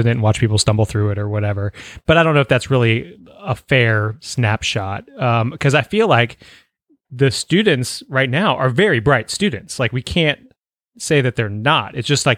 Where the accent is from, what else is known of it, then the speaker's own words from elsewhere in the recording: Northern Virginia, United States; I grew up right outside of Washington, D.C. in Northern Virginia